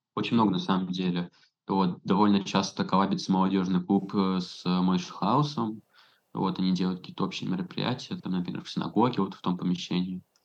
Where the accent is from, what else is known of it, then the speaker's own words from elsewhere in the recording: Saint Petersburg, Russia; moved away as an adult; now in Belgrade, Serbia; я из Питера